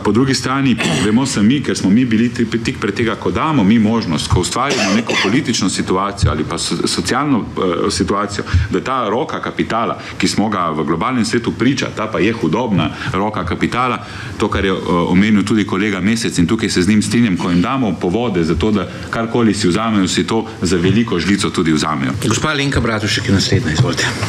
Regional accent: Slovenia

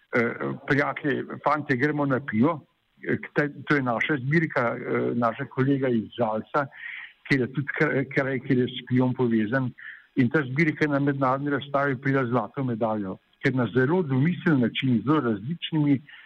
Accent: Slovenia

